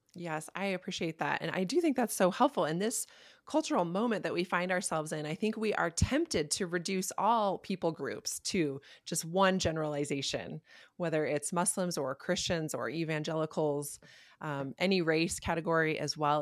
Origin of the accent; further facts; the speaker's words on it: United States; as Americans living in a nation built on immigration